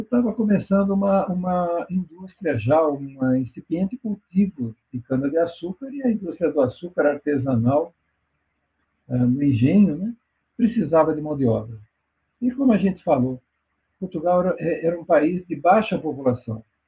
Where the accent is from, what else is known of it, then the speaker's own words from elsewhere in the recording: São Paulo, Brazil; eu nasci na Penha, São Paulo, na Zona Leste. Eu nasci dentro de casa, numa rua chamada Guaiaúna